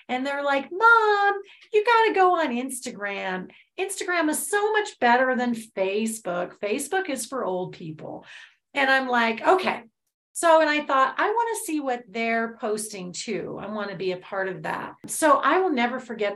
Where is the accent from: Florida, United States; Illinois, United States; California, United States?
California, United States; Los Angeles; growing up in Los Angeles